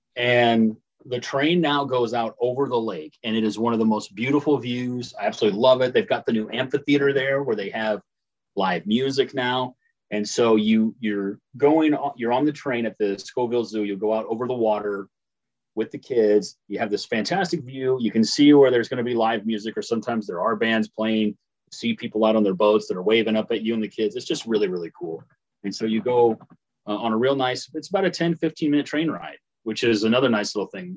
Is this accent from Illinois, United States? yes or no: yes; Paris, Illinois, United States; in Paris, Illinois, my hometown